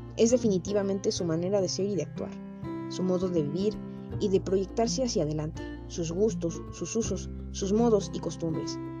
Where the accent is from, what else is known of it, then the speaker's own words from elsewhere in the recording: Mexico; como mexicanos nos discriminamos a nosotros mismos